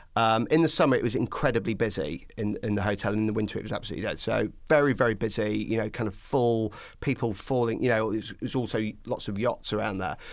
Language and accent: English; Skegness, East Midlands, United Kingdom; moved away; I'm originally from Skegness in Lincolnshire